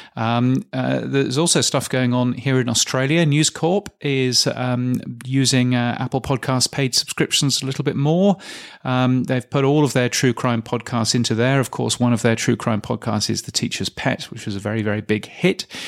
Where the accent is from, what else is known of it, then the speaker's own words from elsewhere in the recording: England, United Kingdom; being English